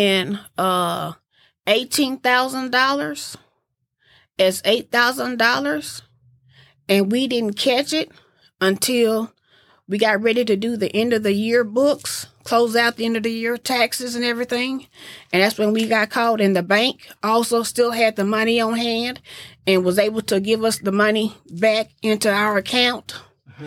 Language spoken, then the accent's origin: English; Abilene, Texas, United States; also born or lived in Denton, Texas / Houston, Texas; I grew up in Abilene.